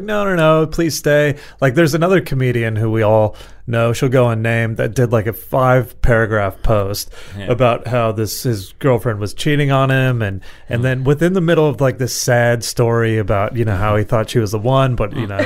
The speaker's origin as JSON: {"language": "English", "country": "United States", "tie": "born or raised there", "moved": "yes", "lives_now": "Australia"}